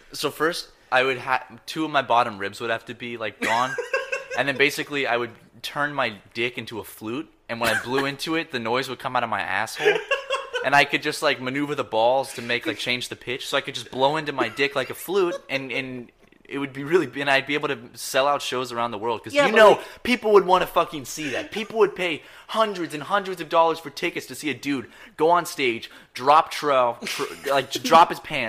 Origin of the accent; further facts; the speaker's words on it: the South, United States; I'm also from the South